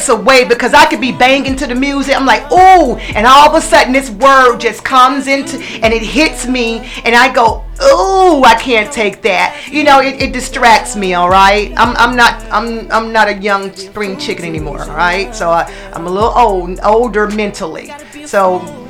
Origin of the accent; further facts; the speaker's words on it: the South, United States; I'm also a dirty South girl because I'm from the South